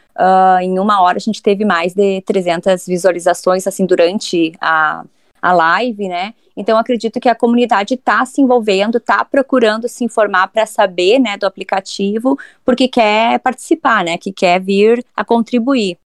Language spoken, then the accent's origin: Portuguese; Santa Maria, Rio Grande do Sul, Brazil; moved away as an adult; nascida e criada em Santa Maria